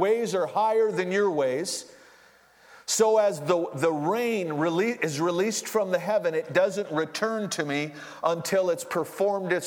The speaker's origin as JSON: {"language": "English", "town": "Duluth", "region": "Minnesota", "country": "United States", "tie": "born or raised there", "said": "I was born and raised in Duluth"}